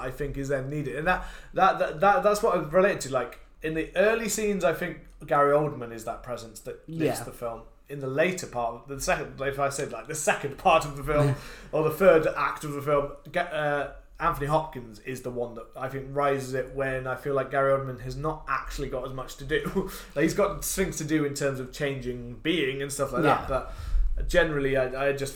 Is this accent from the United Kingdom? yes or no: yes; United Kingdom